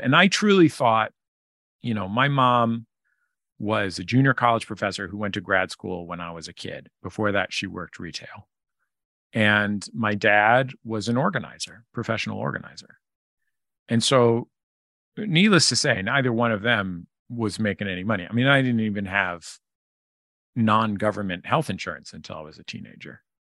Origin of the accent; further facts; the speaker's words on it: San Francisco, California, United States; now in Los Angeles, United States; I grew up in San Francisco in the Mission District